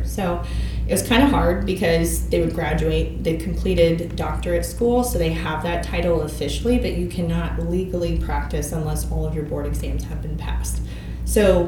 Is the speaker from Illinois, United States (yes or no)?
no; Topeka, Kansas, United States; also born or lived in Lawrence, Kansas; Topeka, Kansas. So I'm from